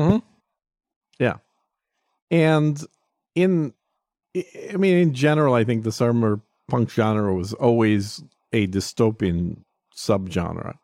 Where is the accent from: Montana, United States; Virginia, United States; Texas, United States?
Texas, United States; I view it as a Texan